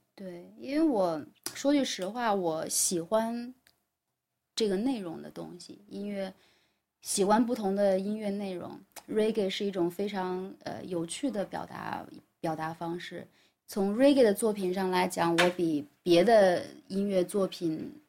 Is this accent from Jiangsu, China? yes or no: no; Guiyang, Guizhou, China; moved away; 贵阳是在贵州的唯一的一站，也是我的老家